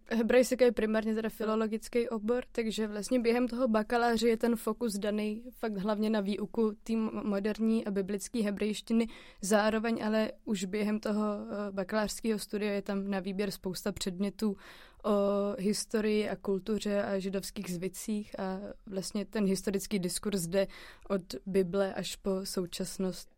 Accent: Czechia

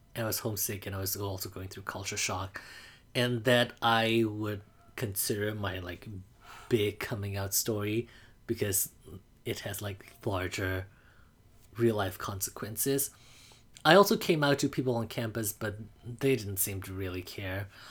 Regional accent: Mandalay, Mandalay Region, Myanmar; English is a second language; now in United States; I grew up in Mandalay, Burma.

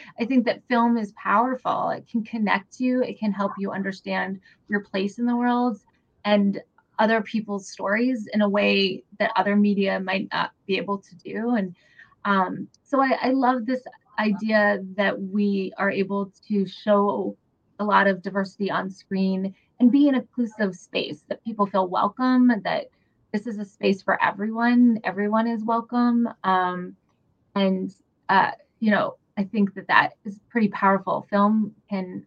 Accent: New Hampshire, United States; I grew up here. I'm Korean. I grew up in New Hampshire

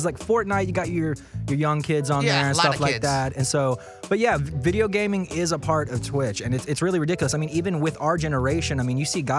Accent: Birmingham, Alabama, United States; also born or lived in New Orleans, Louisiana; So originally, I was born in New Orleans, Louisiana. Okay. And then I lived most of my life in Birmingham, Alabama.

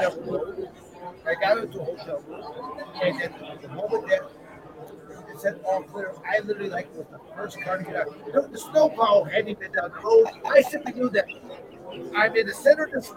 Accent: Michigan, United States; also born or lived in Arizona; I'm born and raised in Michigan

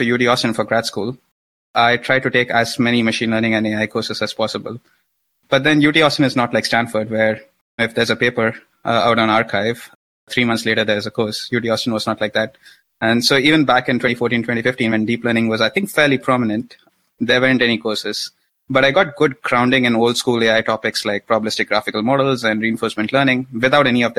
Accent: India; I grew up in India.

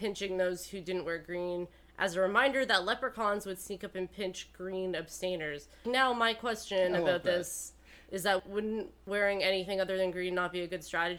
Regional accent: Oakville, Ontario, Canada; moved away; growing up in Oakville, also a quite safe place.

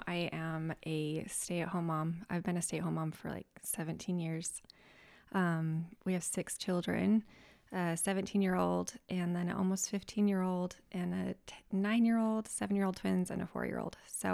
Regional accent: South Jordan, Utah, United States; now in North Salt Lake, United States; I'm from South Jordan.

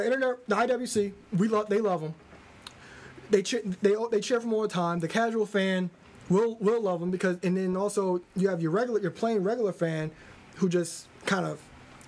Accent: New York City, New York, United States; I'm from Brooklyn

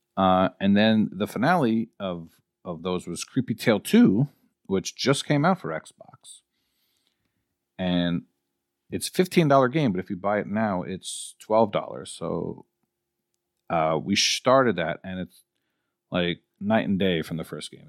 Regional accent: New York, United States; I'm from New York.

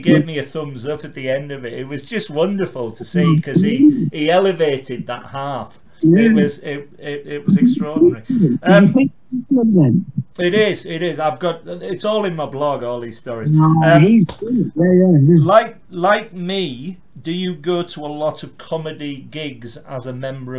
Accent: Carlisle, North West England, United Kingdom; I'm from Carlisle.

